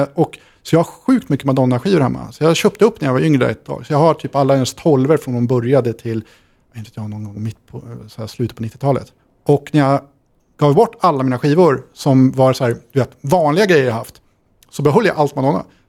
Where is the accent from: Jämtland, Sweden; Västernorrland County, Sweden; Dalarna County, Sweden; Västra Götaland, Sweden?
Västernorrland County, Sweden; Sundsvall; Jag växte upp i Sundsvall